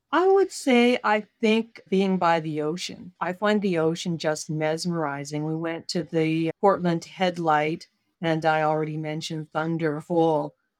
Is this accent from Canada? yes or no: yes; Canada; I'm Canadian